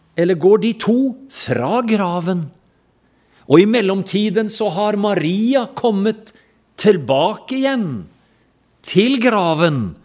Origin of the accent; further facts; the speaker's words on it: Porsgrunn, Vestfold og Telemark, Norway; jeg kommer ifra Porsgrunn